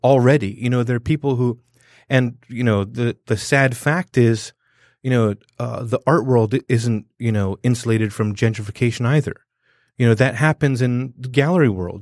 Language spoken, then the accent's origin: English; Southern California, United States; now in Detroit, United States; growing up in Southern California